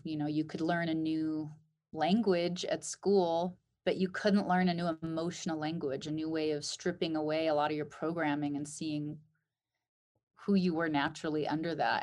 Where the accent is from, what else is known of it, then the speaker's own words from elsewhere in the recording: Alaska, United States; Growing up in Alaska